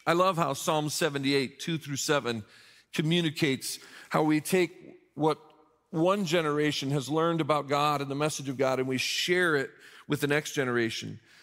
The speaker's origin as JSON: {"language": "English", "town": "Mishawaka", "region": "Indiana", "country": "United States", "tie": "born or raised there", "moved": "yes", "said": "the Barnes and Noble in my hometown of Mishawaka, Indiana"}